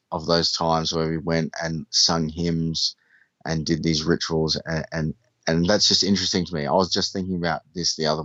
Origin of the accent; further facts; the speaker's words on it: Australia; I'm from Australia, and I went to a private school. I had an interesting upbringing